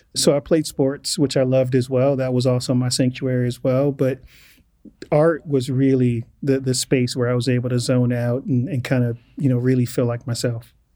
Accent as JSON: {"language": "English", "town": "Inglewood", "region": "California", "country": "United States", "tie": "born or raised there", "said": "as a black male growing up in Inglewood in the 80s"}